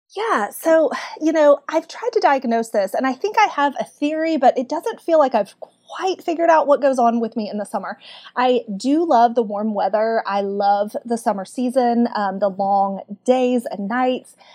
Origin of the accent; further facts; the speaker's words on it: Kentucky, United States; accent: Southern; Growing up in Kentucky